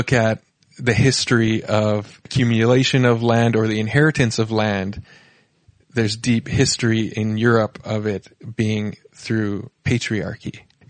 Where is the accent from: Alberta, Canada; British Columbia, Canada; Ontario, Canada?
British Columbia, Canada; Burns Lake; also born or lived in Hartley Bay; So I was actually born and raised in Burns Lake, British Columbia.